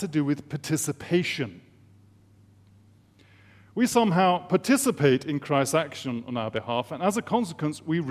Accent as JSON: {"language": "English", "region": "England", "country": "United Kingdom", "said": "as an Englishman"}